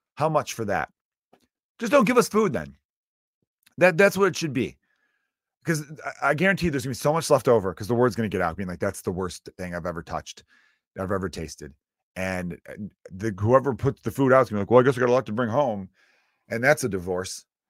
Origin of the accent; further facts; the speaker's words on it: United States; I'm American, but I come from Ir-, uh, pretty much all H-, Irish background.